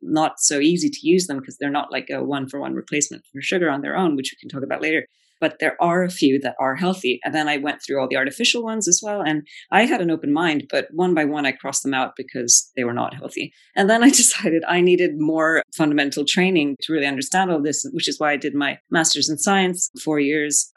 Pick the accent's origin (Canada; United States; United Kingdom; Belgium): Belgium; moved away; I grew up in Belgium, you know, chocolate is like a staple